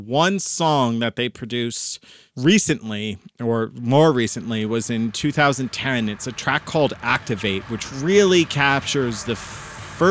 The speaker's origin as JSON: {"language": "English", "country": "United States", "said": "I'm American."}